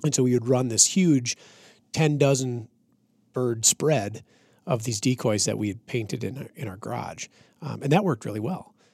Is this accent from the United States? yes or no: yes; central Minnesota, United States; when I was growing up in Minnesota